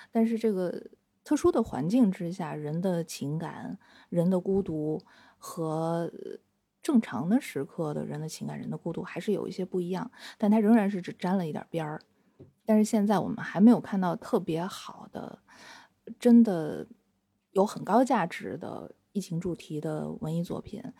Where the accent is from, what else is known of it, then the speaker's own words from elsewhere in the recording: Shenyang, Liaoning, China; moved away as an adult; also born or lived in Shanghai; now in Beijing, China; 因为我是沈阳人嘛，我们家隔一条街就是那个中国医科大学